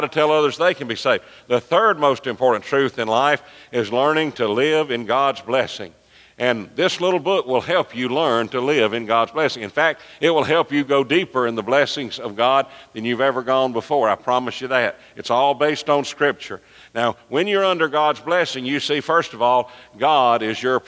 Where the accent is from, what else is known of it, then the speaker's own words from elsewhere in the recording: Birmingham, Alabama, United States; when I was growing up in Birmingham